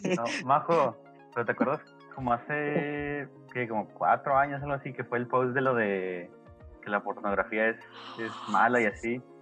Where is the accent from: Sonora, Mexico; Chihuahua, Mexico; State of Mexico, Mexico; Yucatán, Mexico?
Chihuahua, Mexico; Ciudad Juárez; nosotros somos de Ciudad Juárez